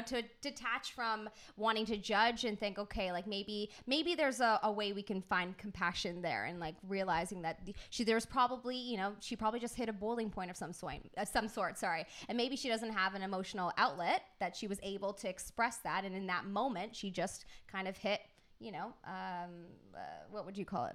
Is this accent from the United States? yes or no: no; United Kingdom; I'm British